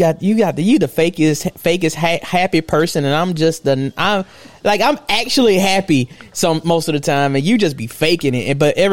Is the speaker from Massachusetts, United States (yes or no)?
no; Clarke County, Alabama, United States; my hometown in Clark County, Alabama